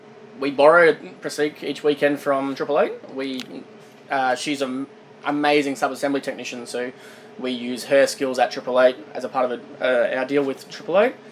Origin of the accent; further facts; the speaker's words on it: Kingaroy, Queensland, Australia; also born or lived in Toowoomba / Sunshine Coast; I grew up in Kingaroy, boarding school in Toowoomba